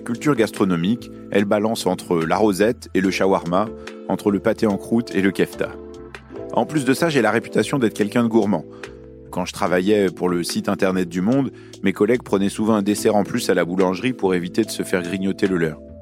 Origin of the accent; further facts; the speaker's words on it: Lyon, Auvergne-Rhône-Alpes, France; also born or lived in Beirut, Lebanon; Je suis né à Beyrouth, au Liban, et j'ai grandi à Lyon, dans le Rhône.